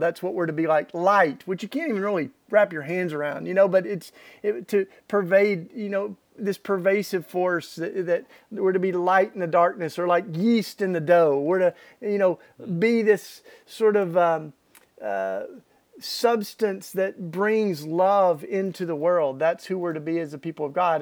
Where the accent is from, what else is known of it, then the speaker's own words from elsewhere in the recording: East Tennessee, United States; I grew up in Tennessee, East Tennessee, in the Bible Belt